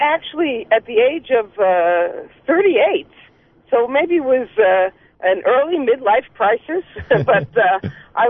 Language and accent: English; New York City, New York, United States; moved away as an adult; now in Jerusalem, Israel; I grew up in Brooklyn with a father who had actually lived in Israel for 20 years